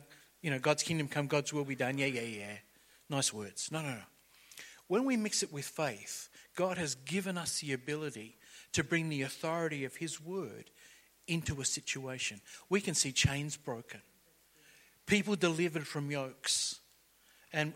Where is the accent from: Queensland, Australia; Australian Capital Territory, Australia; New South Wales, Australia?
New South Wales, Australia; Liverpool; We grew up around the Liverpool area and it was the electorate of Gough Whitlam